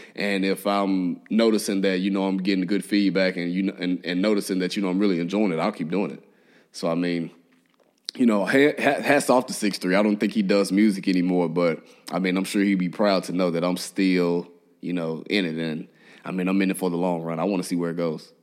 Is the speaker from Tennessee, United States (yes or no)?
yes; Memphis, Tennessee, United States; now in Nashville, United States; I grew up in Memphis